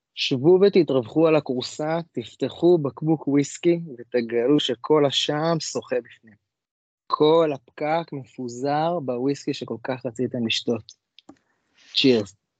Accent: Jerusalem, Jerusalem District, Israel; אני ירושלמי

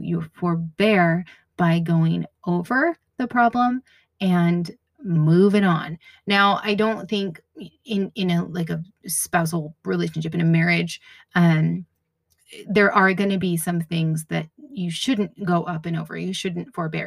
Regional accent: New England, United States; now in Washington, United States; I grew up in New England and I grew up with a lot of snow

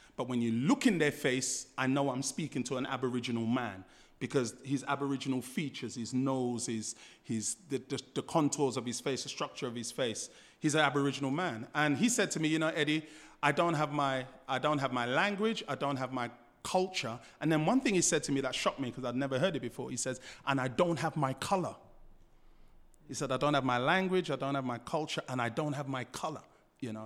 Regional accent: London, United Kingdom; moved away as an adult; now in Australia; I grew up in Fulham, um, just around the corner from Chelsea Football Ground.

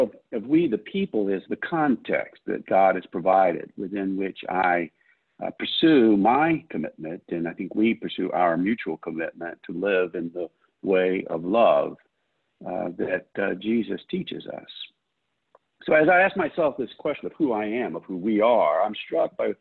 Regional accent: United States; I am an American

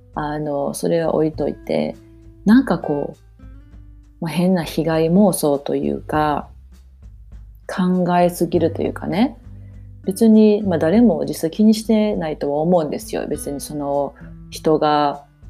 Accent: Japan; moved away; 私も日本で生まれ育ってるし心はバリバリの日本人やから

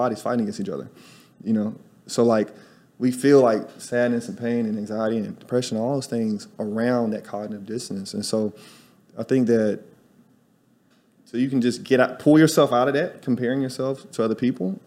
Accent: Tuscaloosa, Alabama, United States; moved away as an adult; also born or lived in New York City; now in Salvador, Brazil; I'm from Alabama, y'all. I'm a college dropout from Tuscaloosa, Alabama

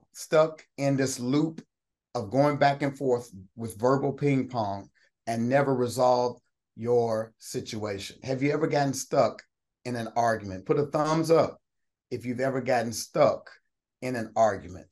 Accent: Austin, Kentucky, United States; I'm from Route 1, Austin, Kentucky. We had pigs and chickens and cornfields

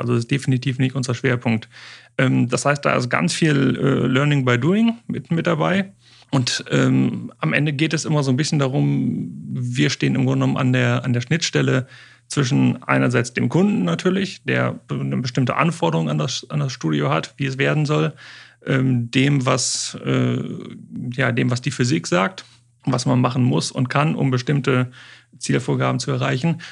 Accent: Osnabrück, Lower Saxony, Germany; hier in Osnabrück, meiner, meiner Heimat und Geburtsstadt

